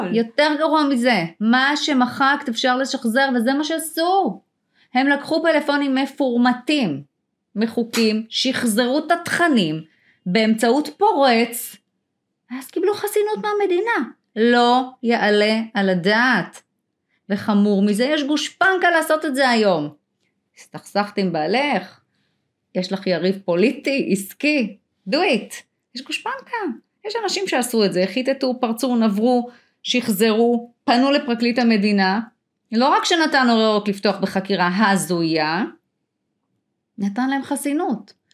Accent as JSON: {"language": "Hebrew", "country": "Israel", "tie": "born or raised there", "said": "נולדתי שם"}